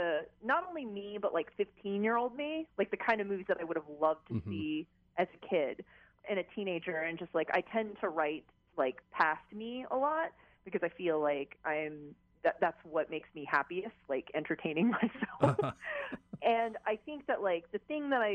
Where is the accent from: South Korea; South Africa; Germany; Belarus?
South Korea; now in United States; I grew up in Korea, so I got very much my Korean culture. But again, when I moved to the U.S.